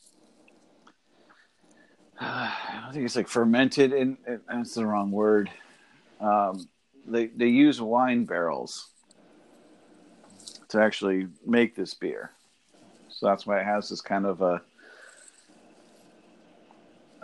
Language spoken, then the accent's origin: English; Northern Virginia, United States; I grew up in Northern Virginia